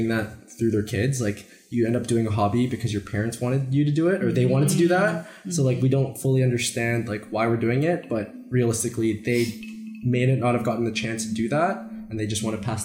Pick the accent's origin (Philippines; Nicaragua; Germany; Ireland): Philippines; Manila, Metro Manila; now in Toronto, Canada; I was born in the Philippines